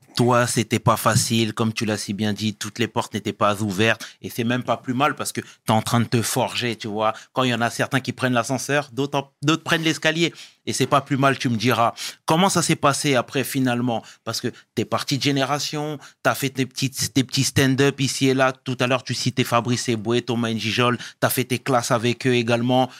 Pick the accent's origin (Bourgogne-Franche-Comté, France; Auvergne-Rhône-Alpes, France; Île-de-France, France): Île-de-France, France; Sarcelles; je venais de Sarcelles